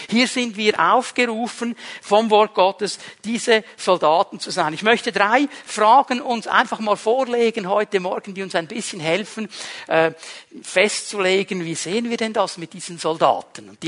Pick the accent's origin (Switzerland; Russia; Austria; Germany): Switzerland; Uns im Westen fordert es heraus, uns als Schweizer fordert es sowieso heraus. Wir sind neutral.